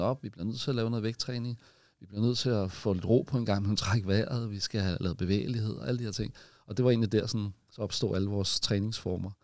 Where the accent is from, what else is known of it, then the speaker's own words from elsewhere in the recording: Copenhagen, Capital Region of Denmark, Denmark; så er jeg født på Amager, og jeg er ikke jyde